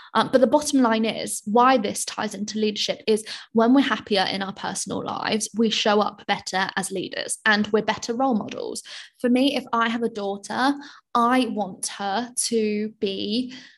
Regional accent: United Kingdom; I'm British.

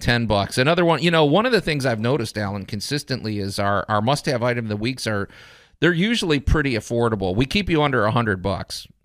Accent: Chicago, Illinois, United States; moved away as an adult; now in Memphis, United States; I grew up in Chicago

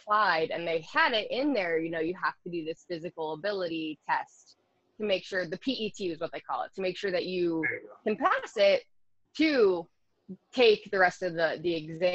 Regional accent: Binghamton, New York, United States; the area I'm from upstate New York, Binghamton, New York, which is a semi-small city

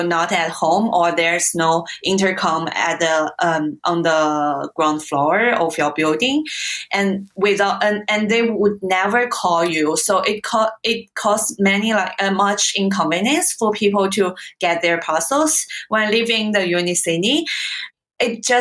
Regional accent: Hangzhou, Zhejiang, China; English is a second language; moved away as an adult; now in Australia; Definitely my hometown

